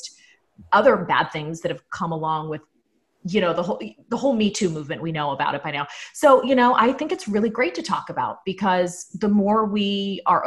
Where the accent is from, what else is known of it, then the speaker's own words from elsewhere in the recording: Pittsburgh, Pennsylvania, United States; moved away as an adult; now in Orlando, United States; I'm from Pittsburgh